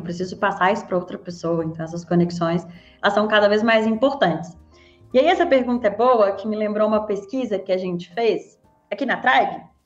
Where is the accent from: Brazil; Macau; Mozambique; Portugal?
Brazil; Belo Horizonte, Minas Gerais; sou mineira, sou de Belo Horizonte